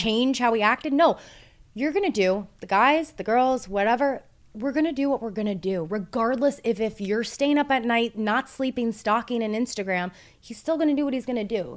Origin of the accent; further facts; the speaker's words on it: Toronto, Ontario, Canada; We're from Toronto